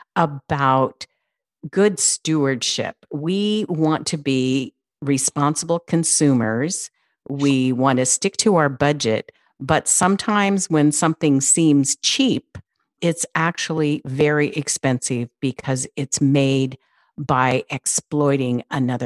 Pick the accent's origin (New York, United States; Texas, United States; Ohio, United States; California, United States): California, United States; I'm from California